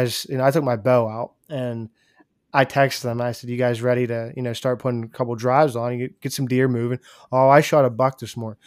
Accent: Pennsylvania, United States; I'm from Pennsylvania

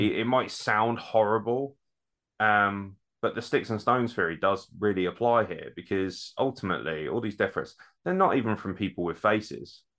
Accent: south of England, United Kingdom; accent: southern

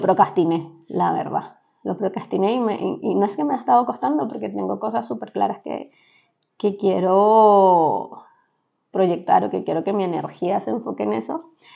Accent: Venezuela; moved away; como venezolanos, en Venezuela se estila mucho

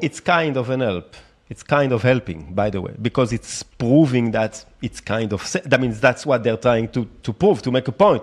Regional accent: France; now in Tel Aviv, Israel; I grew up in France

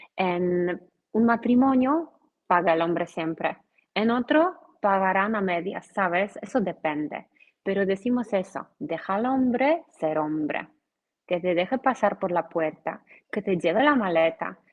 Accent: Poland; Spanish is a second language; soy polaca, soy profesora de español en Polonia

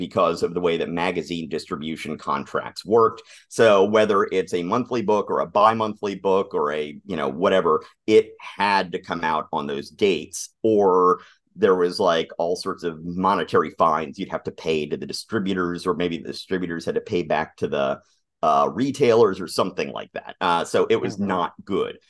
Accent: Atlanta, Georgia, United States; I grew up in Atlanta

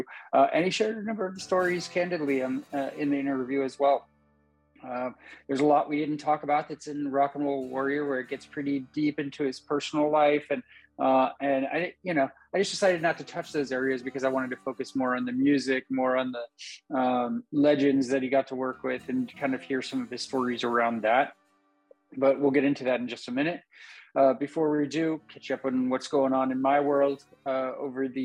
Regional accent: Napa, California, United States; now in Vacaville, United States; I'm from Napa. I grew up there and lived there for a long time.

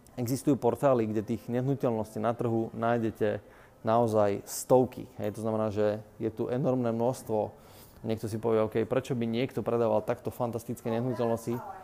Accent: Bratislava, Bratislava Region, Slovakia; also born or lived in United States; U nás v Bratislave

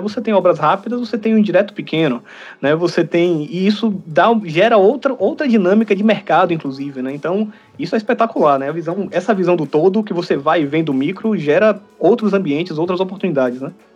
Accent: Brazil; enquanto brasileiro

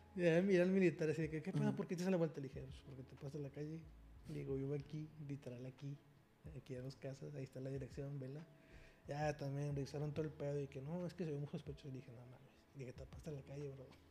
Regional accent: Mexico; como mexicanos, somos una población muy herida

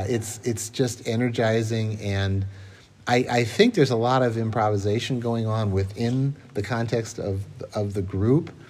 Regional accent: Moline, Illinois, United States; moved away as an adult; also born or lived in Boston; now in Winona, United States; I grew up in Moline

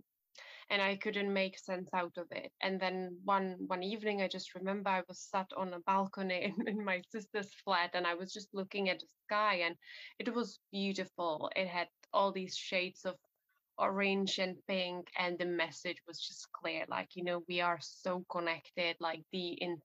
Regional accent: Czechia; now in England; I'm originally from the Czech Republic, so from Central Europe

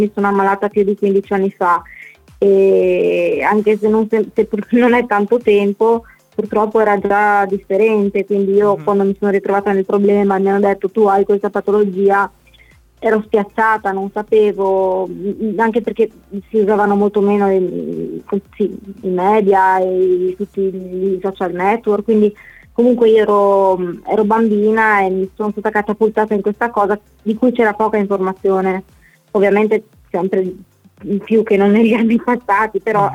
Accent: Lestizza, Friuli-Venezia Giulia, Italy; also born or lived in Mortegliano; sono originaria del Galleriano di Lestizza, una mini frazione, però insomma siamo qua nella Bassa Friulana

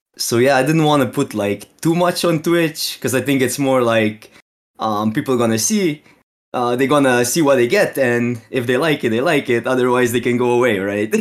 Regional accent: Slovenia; English is a second language; I'm from Slovene, so it's, um, like, the closest it is, is Ge-, is, uh, like, we live really close to Austrian border

